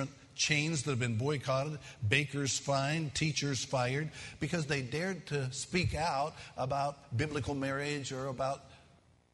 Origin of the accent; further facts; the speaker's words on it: Kentucky, United States; I'm from Kentucky